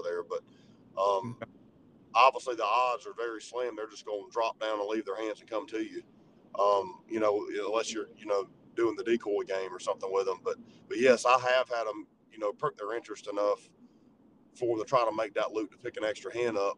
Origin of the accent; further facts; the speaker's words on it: Georgia, United States; growing up in Georgia and, and in the South